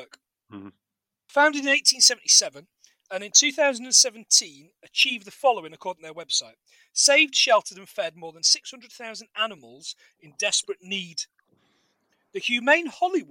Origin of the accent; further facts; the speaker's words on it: England, United Kingdom; I'm English